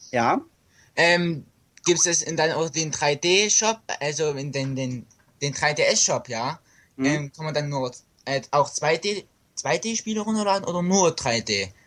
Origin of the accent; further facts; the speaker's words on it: Leipzig, Saxony, Germany; Ich komme aus Sachsen, ja.